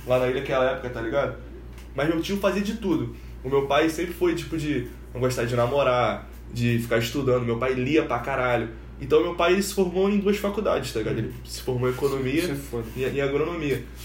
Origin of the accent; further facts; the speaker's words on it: Nova Iguaçu, Rio de Janeiro, Brazil; also born or lived in Ilha do Governador; com dois anos minha mãe se separou do meu pai e veio pra cá, pra, pra Nova Iguaçu. E, mano, a gente morou na, na casa da minha tia